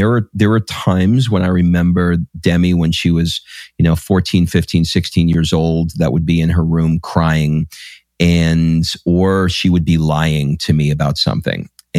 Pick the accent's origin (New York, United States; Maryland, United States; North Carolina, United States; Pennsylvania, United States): New York, United States; I used to listen to him on the AM radio because I grew up in New York, and he had a radio show on WNBC.